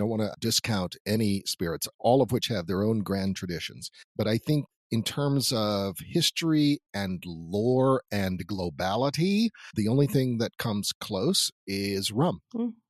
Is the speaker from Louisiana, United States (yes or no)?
yes; New Orleans, Louisiana, United States; I'm from New Orleans and the drinking age was 18.